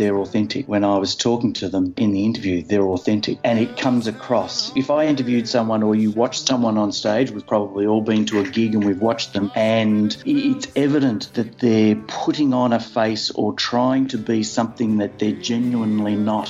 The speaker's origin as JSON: {"language": "English", "town": "Ballarat", "region": "Victoria", "country": "Australia", "moved": "as an adult", "lives_now": "Melbourne, Australia", "said": "I came to Melbourne from Ballarat when I was 18 or 19, whatever it was"}